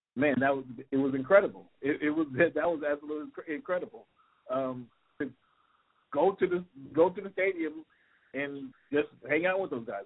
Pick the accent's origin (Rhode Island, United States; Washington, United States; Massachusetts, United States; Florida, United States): Washington, United States; Seattle; I born and raised in Seattle, Washington